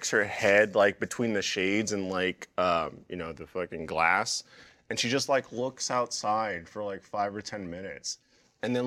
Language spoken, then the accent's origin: English; San Francisco, California, United States; I'm from California. San Francisco